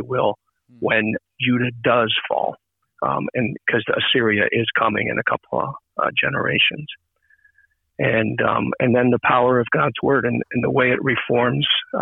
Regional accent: Minnesota, United States; now in Maine, United States; I'm originally from Minnesota, yes. And I grew up initially in an ALC congregation

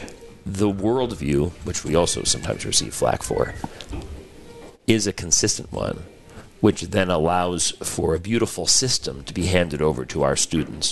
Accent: Long Island, New York, United States; also born or lived in Casper, Wyoming; now in Houston, United States; as a New Yorker from Long Island.

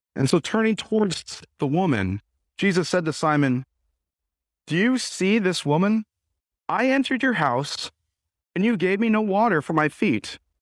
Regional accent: United States; us as American Christians

